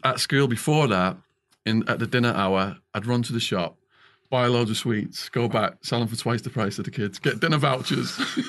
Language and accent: English; Widnes, North West England, United Kingdom; moved away; also born or lived in Arizona; growing up in the Northwest in a little town called Widnes, chemical manufacturing. Didn't have much money